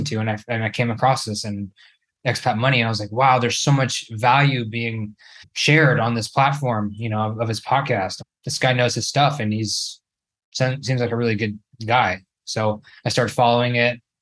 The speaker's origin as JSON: {"language": "English", "region": "Northern California", "country": "United States", "moved": "as an adult", "lives_now": "Brazil", "said": "I'm originally from Northern California, about 2 hours north of San Francisco."}